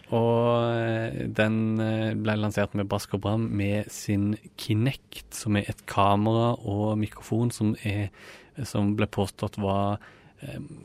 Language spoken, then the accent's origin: Norwegian; Rogaland, Norway; moved away as an adult; now in Oslo, Norway; jeg kom jo fra Rogaland